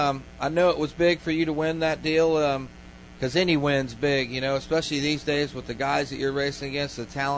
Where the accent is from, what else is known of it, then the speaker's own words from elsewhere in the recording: Tampa, Florida, United States; See, I'm from Tampa